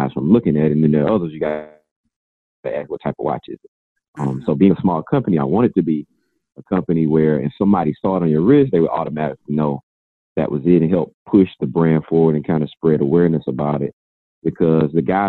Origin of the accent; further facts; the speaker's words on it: Georgia, United States; now in Virginia, United States; I'm originally from Georgia.